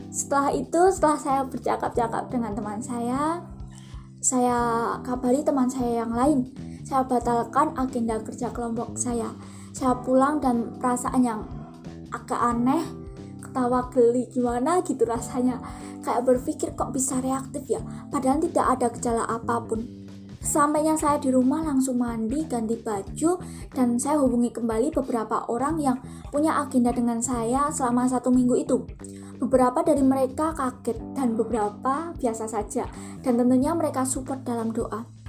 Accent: Klaten, Central Java, Indonesia; saya asli Klaten, Jawa Tengah, saya kuliah dan sekarang semester 3.

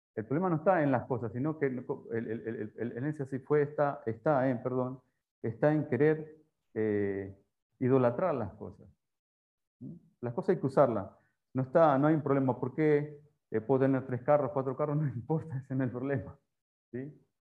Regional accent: Rosario, Santa Fe, Argentina; moved away as an adult; also born or lived in Paraguay; now in Panama; la tierra de Messi, soy de Rosario, ahí.

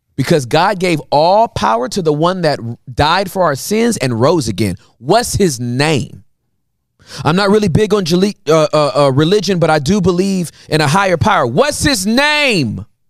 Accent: United States; even as an American

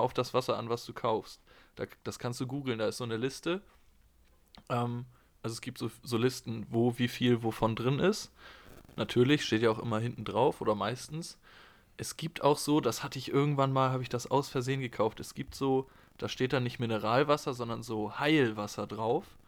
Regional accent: Germany; bei uns in Deutschland

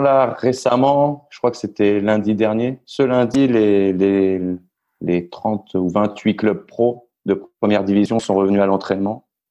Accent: Orléans, Centre-Val de Loire, France; moved away as an adult; also born or lived in Nice / Paris; now in Argentina; je suis niçois. Enfin, j'ai grandi à Orléans. Je suis, je me considère niçois

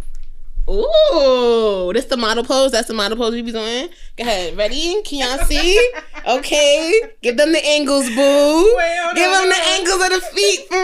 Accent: Jamaica; I'm Jamaican

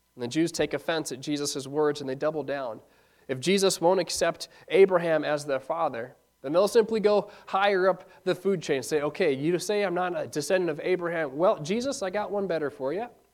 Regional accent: Ishpeming, Michigan, United States; Growing up in Ishpeming

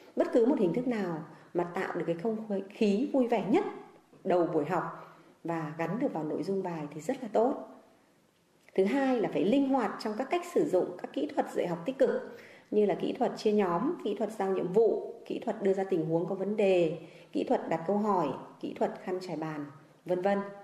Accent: Sơn Tây, Hanoi, Vietnam; quê hương tôi là sơn tây

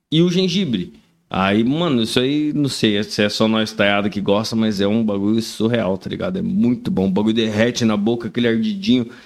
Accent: Caçapava, São Paulo, Brazil; eu sou do interior de São Paulo, cidade de Caçapava, cidade vizinha São José dos Campos, Taubaté, Jacareí.

